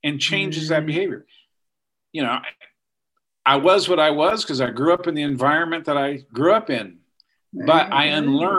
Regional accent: Missouri, United States; I grew up in Missouri

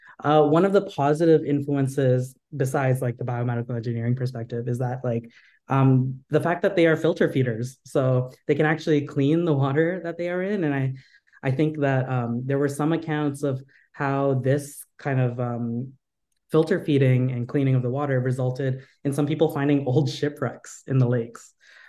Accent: United States; born there; I'm part of the Philippine diaspora. My ancestors were from the Philippines and I was born here in America.

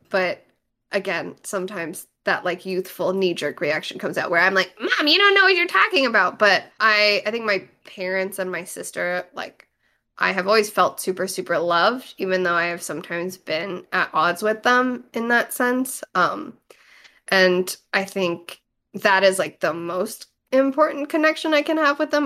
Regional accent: United States; also born or lived in East Coast; now in Los Angeles, United States; I grew up in America listening to … and watching anime

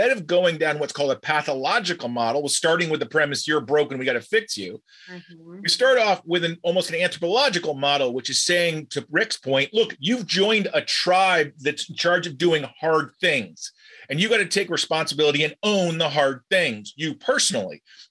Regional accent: United States; as an American watching Great Americans

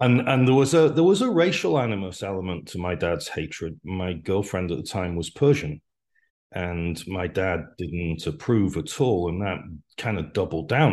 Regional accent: Wales, United Kingdom; moved away as an adult; also born or lived in Manchester / London; now in United States; I grew up in Wales

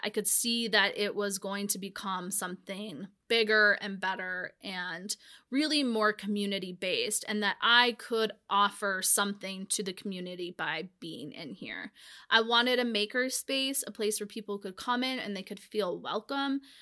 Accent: Whitefish, Montana, United States; growing up in Whitefish

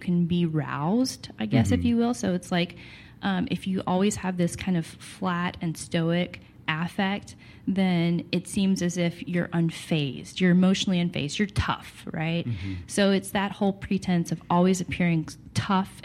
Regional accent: Texarkana, Arkansas, United States; moved away as an adult; also born or lived in Texas; I actually was born in Arkansas and then raised on the Texas and Arkansas state line in a place called Texarkana.

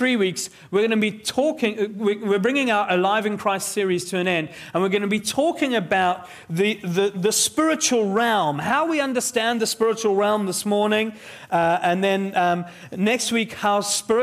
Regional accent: South Africa; I grew up in South Africa

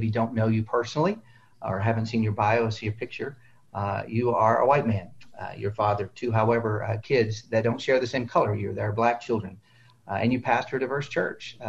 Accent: Cleveland, Ohio, United States; I'm from the Cleveland area

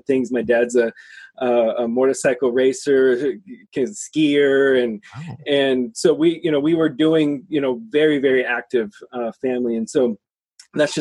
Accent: Seattle, Washington, United States; I'm born and raised in Seattle.

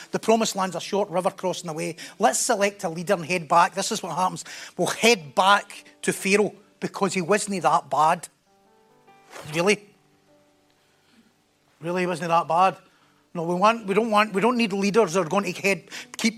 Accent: North Lanarkshire, Scotland, United Kingdom; accent: North Lanarkshire; my North Lanarkshire accent

